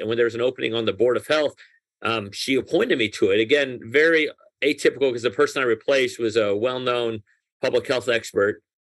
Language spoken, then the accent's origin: English; Nashville, Tennessee, United States; English is a second language; also born or lived in Tehran, Iran; I was born in Iran, and my family, when I was 6 years old, moved from Tehran to Nashville, Tennessee.